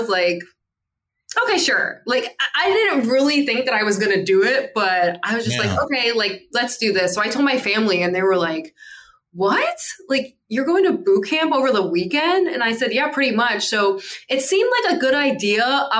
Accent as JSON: {"language": "English", "region": "Delaware", "country": "United States", "tie": "born or raised there", "also_born_or_lived": "San Diego", "moved": "as an adult", "said": "I grew up in Delaware and there just wasn't really anything for me in Delaware."}